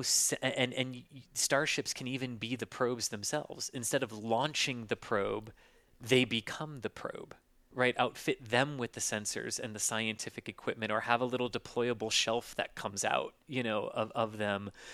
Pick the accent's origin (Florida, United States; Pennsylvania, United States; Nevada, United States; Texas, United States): Florida, United States; I grew up in Florida, just, just north of the Space Center